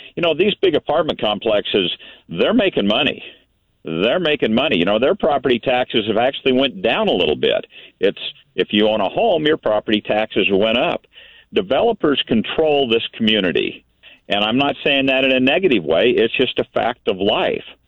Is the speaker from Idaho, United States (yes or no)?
yes; Boise, Idaho, United States; I was born and raised in Boise